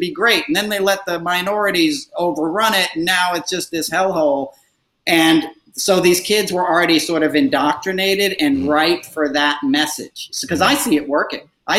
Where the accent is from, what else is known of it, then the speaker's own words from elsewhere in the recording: Putnam Valley, New York, United States; I grew up in Putnam Valley, you know, northern Westchester, you know, 20 minutes from where I am now.